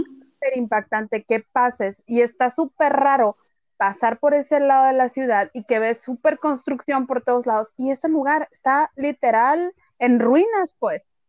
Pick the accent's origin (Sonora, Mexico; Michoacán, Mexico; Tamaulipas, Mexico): Sonora, Mexico; así somos los sonorenses